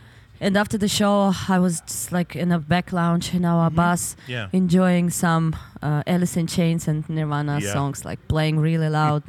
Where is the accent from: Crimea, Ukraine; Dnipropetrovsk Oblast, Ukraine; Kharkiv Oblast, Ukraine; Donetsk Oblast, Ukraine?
Donetsk Oblast, Ukraine; English is a second language; now in Kyiv, Ukraine; I need to go to my hometown. Okay. Because right now we live in Kiev, mm-hmm. and our parents, they're in the Donetsk region.